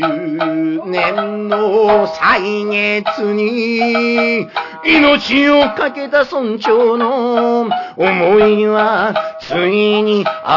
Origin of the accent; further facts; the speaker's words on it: Niigata, Japan; also born or lived in Arakawa, Tokyo; now in Tokyo, Japan; 新潟県の生まれで現在荒川区在住のこの私が